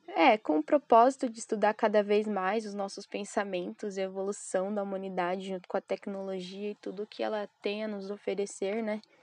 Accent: São Paulo, Brazil; sou de São Paulo, Pico dos Pico

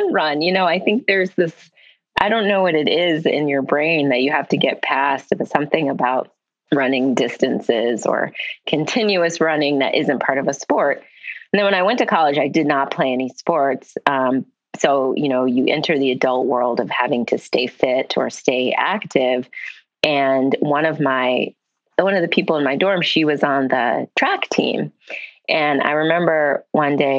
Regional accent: Midwest, United States; I'm from the Midwest

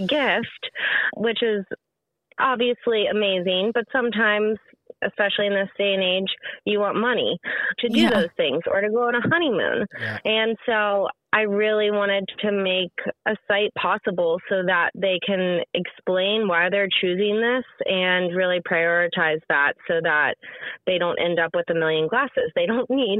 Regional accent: Richmond, Virginia, United States; moved away as an adult; also born or lived in Columbia, South Carolina; now in Charleston, United States; I grew up in Richmond, Virginia

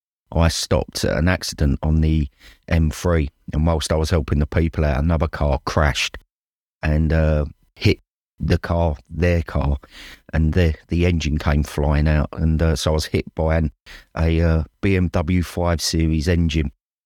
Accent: Dagenham, London, United Kingdom; now in Devon, United Kingdom; probably better known as the …. I'm 53. And I'm originally from Dagenham, although I've lived in the West Country in Devon for the last 30 years.

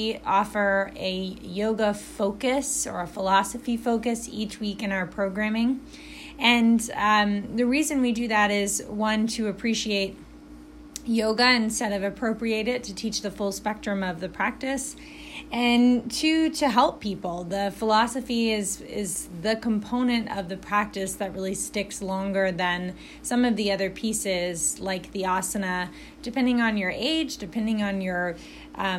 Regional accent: Alabama, United States; also born or lived in Chicago / Indiana; now in Indianapolis, United States; I'm from Alabama

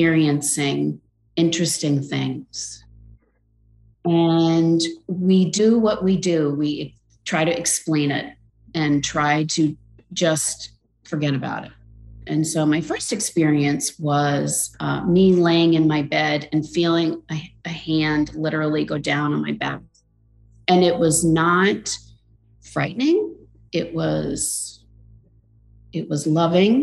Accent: Rhode Island, United States; I grew up in Rhode Island, and I grew up on an island off of Rhode Island.

